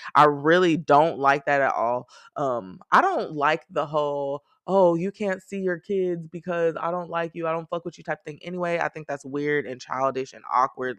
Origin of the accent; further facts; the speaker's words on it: Texas, United States; I am definitely a Texan who prefers 60 degree weather